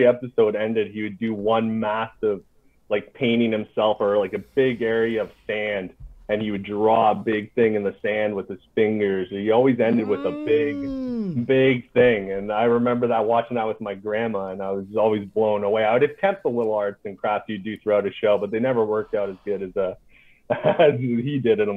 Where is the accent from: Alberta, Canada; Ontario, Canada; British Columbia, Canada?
Ontario, Canada; North Bay; moved away as an adult; also born or lived in Hull, Quebec; now in Gatineau, Canada; I lived in North Bay, Ontario, is where I grew up all my life till I became 18